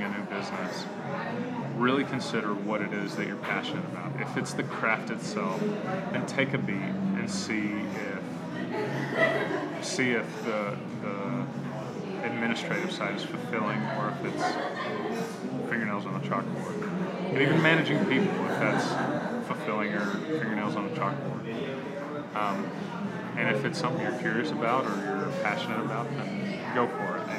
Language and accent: English; Tulsa, Oklahoma, United States; also born or lived in Chicago / Kansas City; I grew up here. It's my hometown